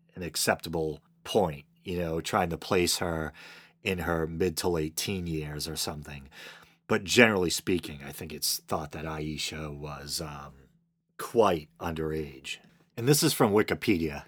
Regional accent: Boston, Massachusetts, United States; I'm from the Boston area

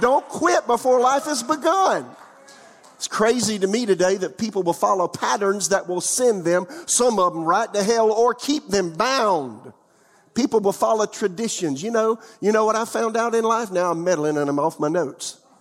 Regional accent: United States; also born or lived in Florida / South Carolina; I'm a little country boy, uh, from the, from, from the out of town area of my hometown, Florida and South Carolina.

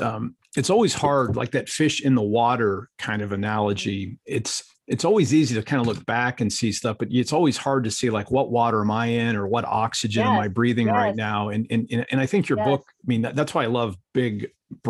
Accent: Akron, Ohio, United States; moved away; I grew up in Ohio

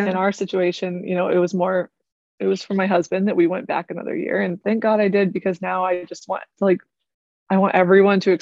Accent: United States; moved away as an adult; now in Germany; I was pretty American when I got here

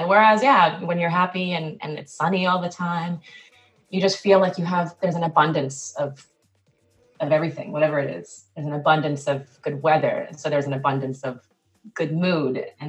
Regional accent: South Korea; also born or lived in New Jersey, United States / Tokyo, Japan; now in United States; So I was in Korea for about almost 10 years before I moved back to the US for college. I was born here, but I was born in New Jersey, actually.

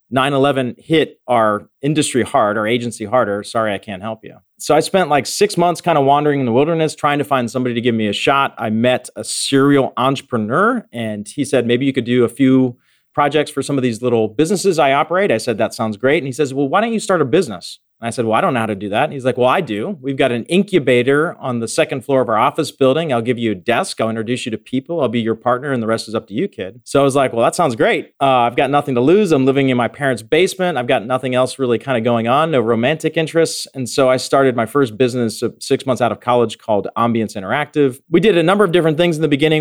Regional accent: Western Pennsylvania, United States; I grew up in Western Pennsylvania

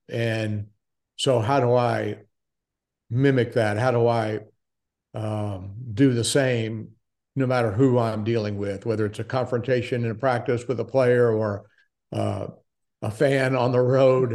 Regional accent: Daytona Beach, Florida, United States; moved away as an adult; also born or lived in Milwaukee; born in Daytona Beach, Florida, was a Floridian for twenty-seven years

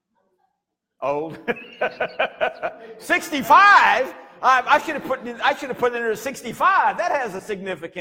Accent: United States; you and I as American citizens

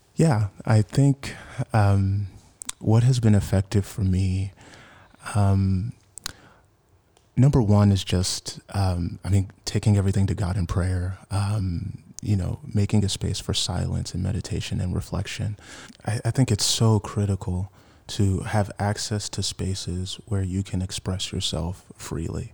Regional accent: Washington, District of Columbia, United States; moved away as an adult; now in San Francisco Bay Area, United States; I'm originally from Washington, D C. I've been in the Bay for about seven years now.

